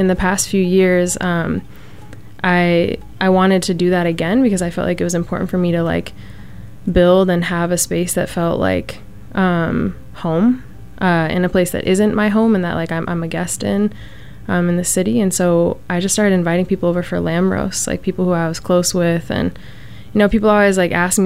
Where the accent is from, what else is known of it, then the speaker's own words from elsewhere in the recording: United States; as an American, as a first generation, as diasporic